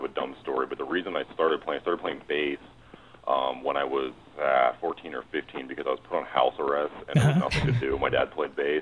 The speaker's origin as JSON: {"language": "English", "region": "Ohio", "country": "United States", "also_born_or_lived": "Butte, Montana", "moved": "as an adult", "said": "I'm from Ohio, but I moved out there"}